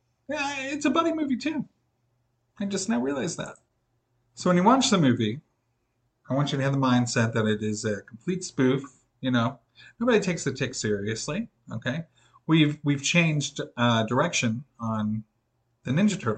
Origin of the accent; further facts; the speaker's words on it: Midwest, United States; born and raised in the Midwest